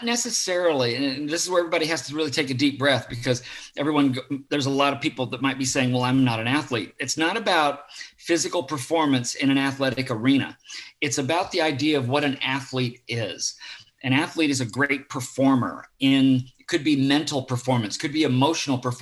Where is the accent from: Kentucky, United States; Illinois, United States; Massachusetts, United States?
Illinois, United States; Southern; also born or lived in Florida; I grew up in Southern Illinois